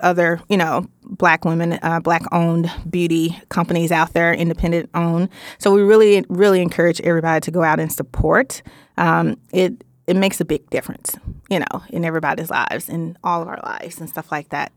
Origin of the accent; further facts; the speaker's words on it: Memphis, Tennessee, United States; I am from Memphis, Tennessee, so you may hear a little some some every blue moon